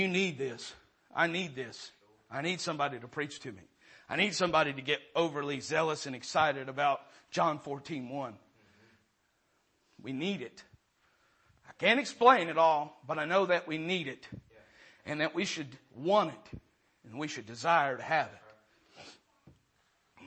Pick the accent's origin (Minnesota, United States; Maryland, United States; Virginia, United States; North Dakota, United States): Maryland, United States; moved away; I'm from Maryland.